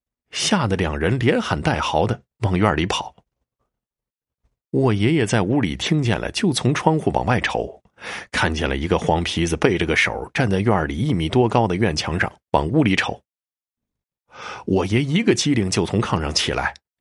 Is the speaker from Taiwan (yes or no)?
no; Tai'an, Northeast China, China; 我老家在东北的泰安县。这故事发生的时候，我爸才三岁。因为家里是农村